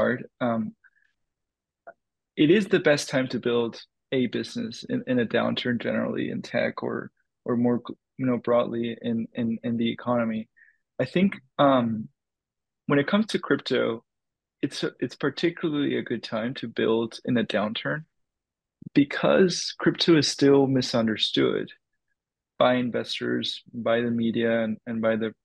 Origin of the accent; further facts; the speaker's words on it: Dominican Republic; moved away; I grew up in the Dominican Republic